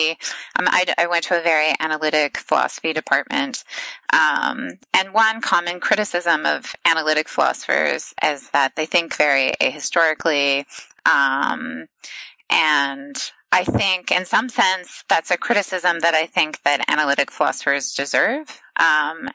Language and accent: English; Ohio, United States; I'm Midwestern, I'm from Ohio